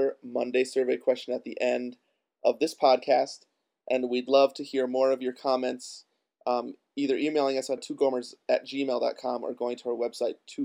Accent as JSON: {"language": "English", "region": "Midwest", "country": "United States", "also_born_or_lived": "Wisconsin", "said": "we're both from the Midwest."}